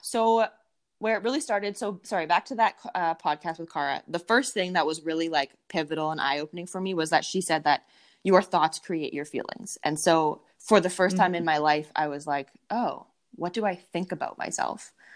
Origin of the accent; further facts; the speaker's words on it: Winnipeg, Manitoba, Canada; I am from Winnipeg, Manitoba, in Canada, right in the middle of Canada. It's quite cold here right now